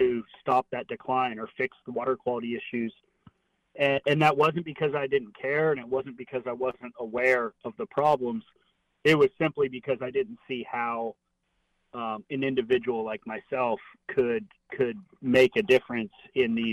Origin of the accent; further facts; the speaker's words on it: Sanibel, Florida, United States; I'm born and raised in Southwest Florida. Grew up on a little island called Sanibel off the coast of Fort Myers.